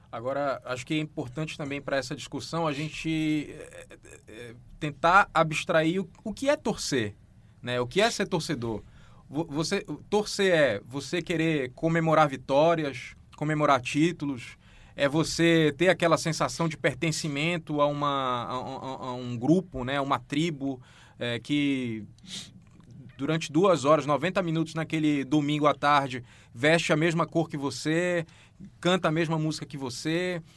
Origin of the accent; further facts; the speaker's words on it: Pará, Brazil; eu sou paraense